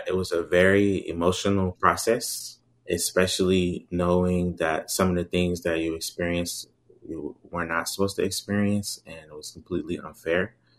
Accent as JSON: {"language": "English", "country": "Jamaica", "said": "even though I'm a Jamaican and Jamaican citizen, but I'm also an American as well."}